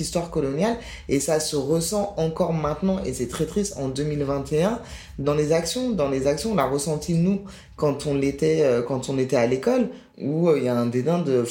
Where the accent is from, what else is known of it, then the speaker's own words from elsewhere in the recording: France; j'ai été élevé en France, scolarité française